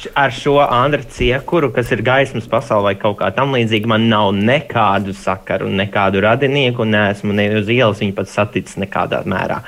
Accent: Latvia; mēs jau esam tāda latvieši, jau tāda atbalstoša tauta

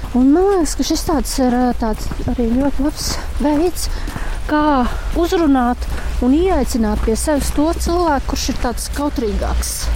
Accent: Latvia; now in Talsi, Latvia; es pat esmu no Dunkas, un Dienas pats saimnieks, pat kaimiņos bērnībā dzīvoju

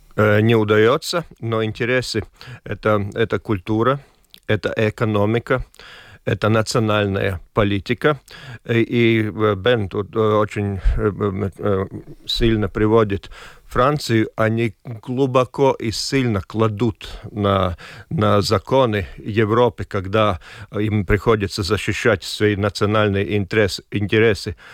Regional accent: Latvia; какой я латыш, как гражданин

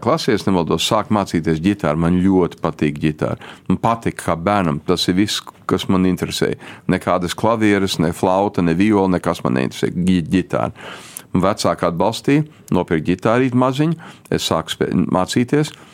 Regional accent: Chicago, Illinois, United States; first language Latvian; es piedzimu Čikāgā

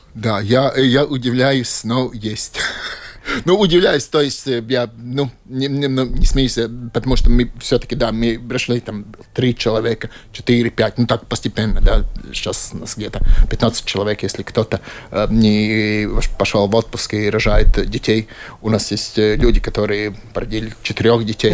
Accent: Latvia; Russian is a second language; also born or lived in Latgale / Kurzeme / Riga area; я типичный латыш. То есть, э, одна часть меня из Латгалии, Балвы

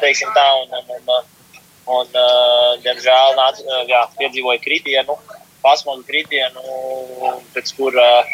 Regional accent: Ozolnieki, Ozolnieki Municipality, Latvia; Nāku no ozolniekiem.

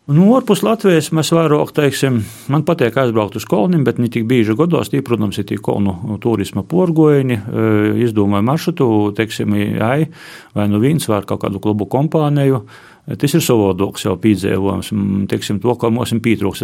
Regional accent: Latgale, Latvia; also born or lived in Riga; latgola ir mana dzimto puse, kur es esmu dzimis, izaugs.

